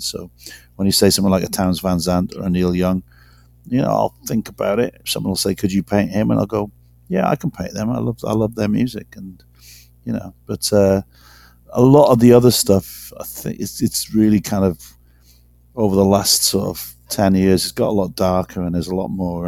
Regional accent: Wales, United Kingdom; moved away; I'm not it's not a racial thing being Welsh, but it's definitely a cultural thing. I mean, I've got loads of loads of mates back in in Wales

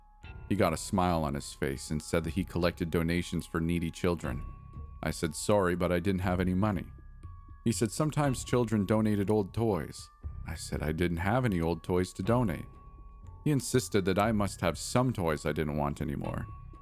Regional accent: East Los Angeles, California, United States; For context, my older brother and I grew up in East LA, in a small house that had a metal gate

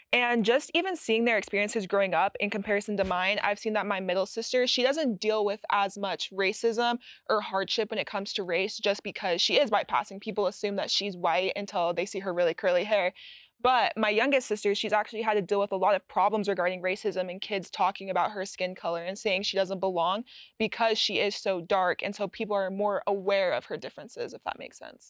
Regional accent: Utah, United States; growing up in Utah, I was assimilated around a lot of white people

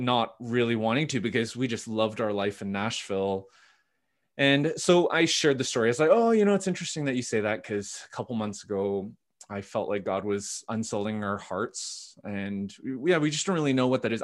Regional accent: Vancouver, British Columbia, Canada; also born or lived in Ottawa; born and raised in Vancouver. My parents immigrated from Korea in the seventies

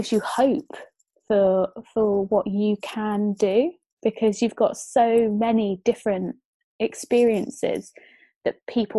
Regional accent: Bedfordshire, East of England, United Kingdom; when I was growing up in Bedfordshire

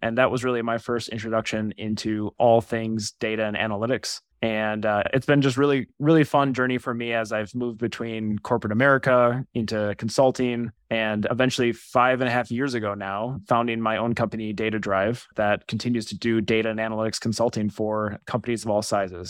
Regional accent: Wisconsin, United States; moved away as an adult; now in Twin Cities, United States; I'm originally from Wisconsin

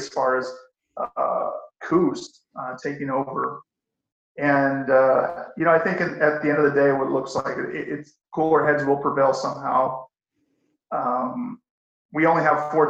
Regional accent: Fresno, California, United States; I grew up as a very active, and I am still very active in the community in Fresno

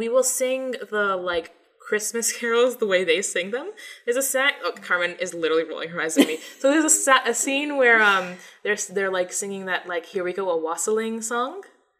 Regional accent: Canada; also born or lived in Jamaica (heritage); now in Toronto, Canada; We are in Toronto. Yeah. And we're Canadian.

